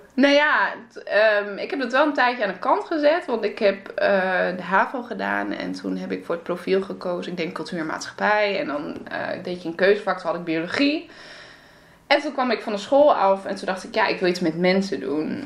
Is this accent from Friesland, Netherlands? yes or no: yes; Friesland, Netherlands; moved away; also born or lived in Groningen / Antwerp; ik kom eigenlijk uit Friesland